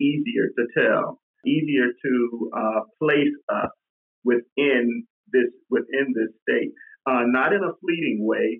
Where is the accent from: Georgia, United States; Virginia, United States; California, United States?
Georgia, United States; moved away as an adult; now in Maine, United States; I came to Maine, I guess, maybe in 2003, and I grew up in Georgia